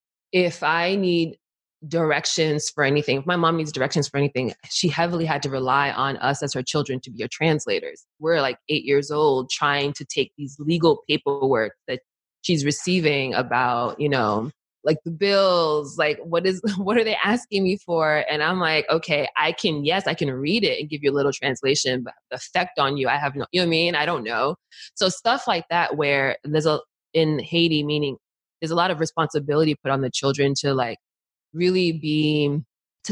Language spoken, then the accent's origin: English; Montclair, New Jersey, United States; also born or lived in Newark, New Jersey / East Orange, New Jersey / Washington, District of Columbia, United States; technically I was born in Newark, but I was raised in East Orange and we moved to Montclair